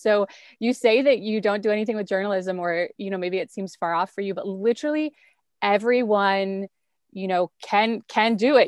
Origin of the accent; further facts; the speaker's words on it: rural central Wisconsin, United States; also born or lived in Milwaukee, Wisconsin; I was born and raised in a really small town in rural central Wisconsin